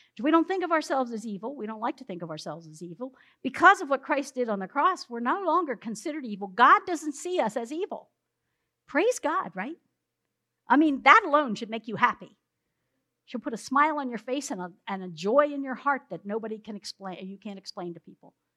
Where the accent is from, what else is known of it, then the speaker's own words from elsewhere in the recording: South Central Pennsylvania, United States; we're from South Central Pennsylvania